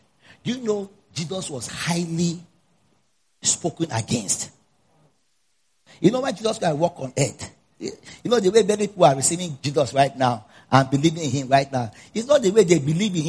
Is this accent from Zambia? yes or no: yes; Zambia; You know, I'm coming from Zambia.